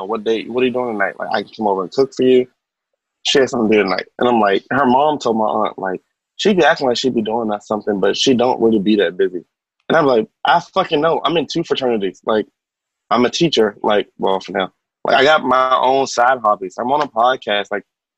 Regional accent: New York, United States; I am from New York. I am Caribbean

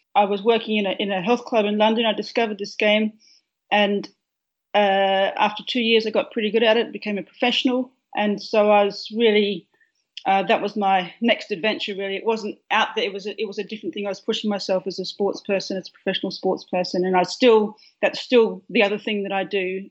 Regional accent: a farm near Perth, Western Australia, Australia; now in Melbourne, Australia; I grew up on a farm which is about um, 85 miles uh, east of Perth

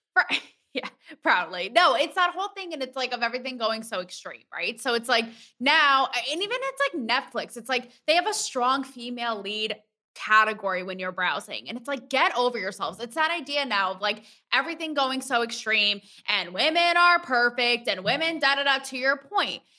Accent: Connecticut, United States; I'm from Connecticut

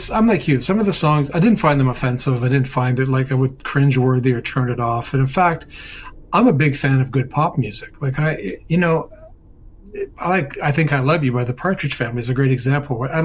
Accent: Dublin, Leinster, Ireland; Yeah, I'm from Dublin.

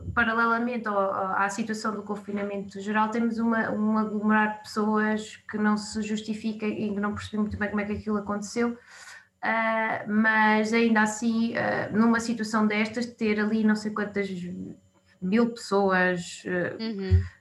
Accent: Gouveia, Centro, Portugal; moved away as an adult; also born or lived in Guarda / Coimbra; now in Lisbon, Portugal; Sou de Gouveia eh, e, portanto, depois estive a Gouveia do secundário

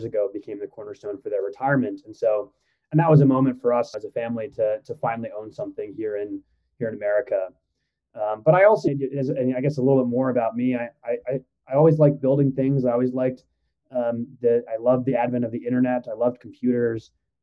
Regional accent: Midwest, United States; also born or lived in Iran; was born in Iran, and my parents moved here when I was very young, moved to the Midwest, and, you know, kind of grew up in a modest, maybe lower middle class environment

